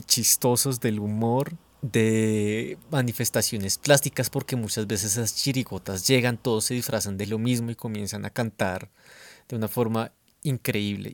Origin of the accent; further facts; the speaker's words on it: Bogotá, Colombia; como bogotano disfrutamos tal vez más eh, expresiones de Estados Unidos que de Villavicencio